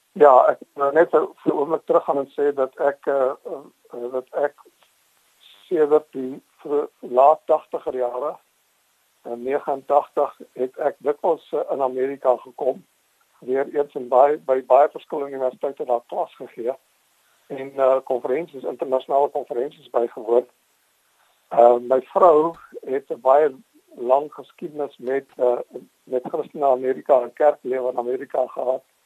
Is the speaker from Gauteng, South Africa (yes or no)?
yes; Transvaal / Pretoria, Gauteng, South Africa; moved away as an adult; also born or lived in Boksburg / Northern Bushveld / Grasmere; now in Somerset West, South Africa; Ek is in Boksburg gebore. Uh, ek was so 1 jaar oud toe trek uh, my ouers daar na die verre Noord-Afrikaans